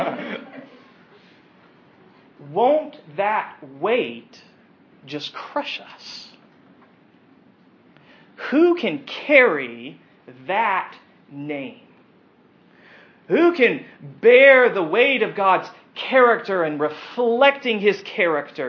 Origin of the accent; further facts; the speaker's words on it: United States; we as American Christians